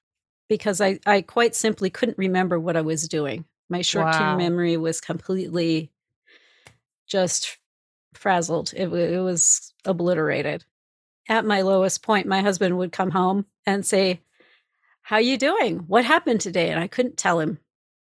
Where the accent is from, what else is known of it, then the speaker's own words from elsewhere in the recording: Missouri, United States; I'm from Missouri, show me the proof kind of girl.